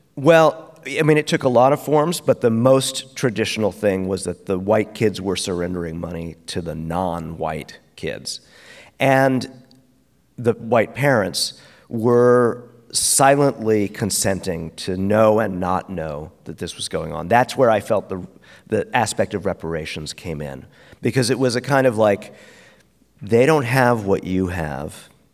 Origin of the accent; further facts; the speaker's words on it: New York City, New York, United States; we're from Brooklyn